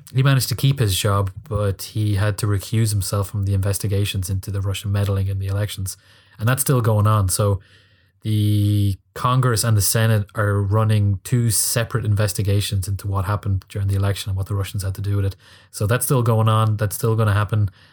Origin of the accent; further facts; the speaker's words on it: Ireland; I'm an Irish guy in Dublin